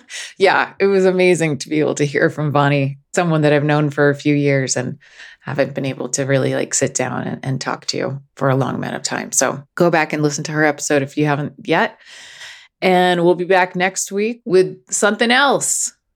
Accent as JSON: {"language": "English", "region": "Northeast", "country": "United States", "said": "I come from the Northeast, which is like the home of intellectual snobbery"}